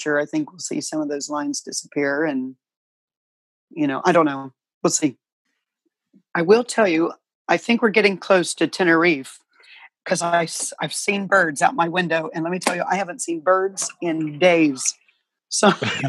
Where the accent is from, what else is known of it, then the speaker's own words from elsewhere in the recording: Peebles, Ohio, United States; first language English; moved away; born in Peebles, Ohio, on a farm.